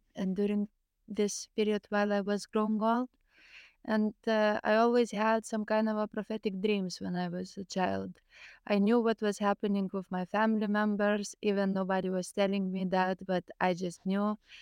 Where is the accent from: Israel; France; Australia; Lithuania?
Lithuania; English is a second language; also born or lived in Greece; I'm from Lithuania